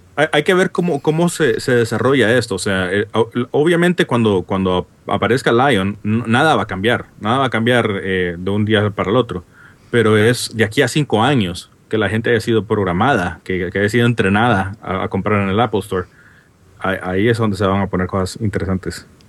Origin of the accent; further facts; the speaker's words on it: Honduras; now in Washington, D.C., United States; como podrán notar por mi acento raro, no soy de España. soy de Honduras. Originariamente soy, ahora soy oficialmente americano